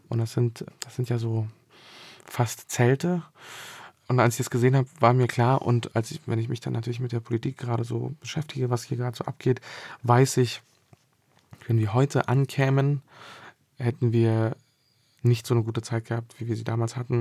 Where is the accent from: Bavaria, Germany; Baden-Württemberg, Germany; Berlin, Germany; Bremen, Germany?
Berlin, Germany; also born or lived in Bosnia and Herzegovina; dann bin ich in Bezirken aufgewachsen, wo die Häuser so sehr weit auseinander standen